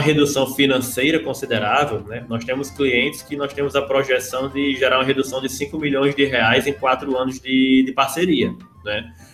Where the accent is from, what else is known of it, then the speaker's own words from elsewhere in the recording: Cajazeiro, interior of Ceará, Brazil; also born or lived in Mossoró, Rio Grande do Norte; now in Rio de Janeiro, Brazil; apesar de eu ser nascido em Mossoró, a minha infância aconteceu muito em Cajazeiro, no interior do Ceará